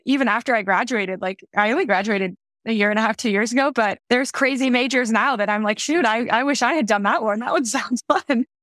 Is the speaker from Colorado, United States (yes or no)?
yes; Denver, Colorado, United States; I grew up in Denver, Colorado